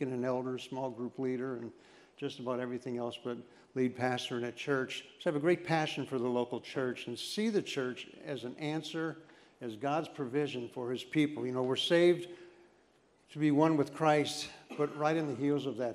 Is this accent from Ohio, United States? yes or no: no; Scranton, Pennsylvania, United States; also born or lived in Mount Cobb; I grew up in Scranton.